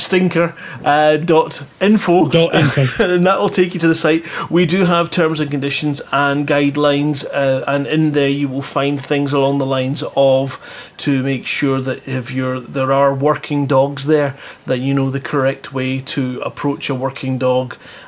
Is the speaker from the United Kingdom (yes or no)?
yes; Scotland, United Kingdom; I'm from Scotland